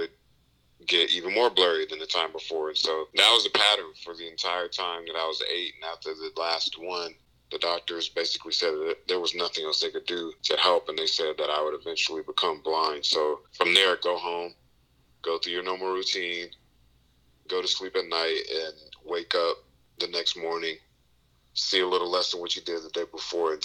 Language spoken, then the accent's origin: English; Raleigh, North Carolina, United States; I grew up in Raleigh, North Carolina